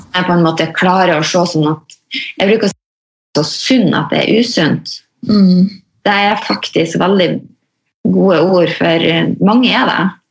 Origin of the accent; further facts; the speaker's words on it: Mosjøen, Nordland, Norway; jeg er jo fra Mosjøen